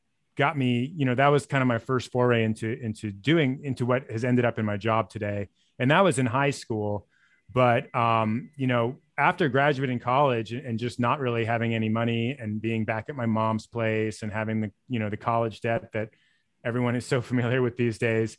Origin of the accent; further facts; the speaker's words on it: Los Angeles, California, United States; also born or lived in Sonoma; A little about me, I grew up in LA in the San Fernando Valley, like North Hollywood, Sherman Oaks, for anyone who knows that region. Went to college in Sonoma State in Northern California, kind of ended up staying there for a long time.